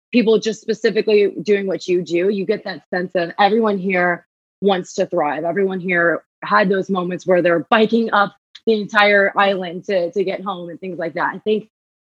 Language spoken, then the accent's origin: English; Columbus, Ohio, United States; moved away as an adult; also born or lived in Atlanta / Dallas; now in New York, United States; I'm from Ohio. I always grew up with Ohio State in my backyard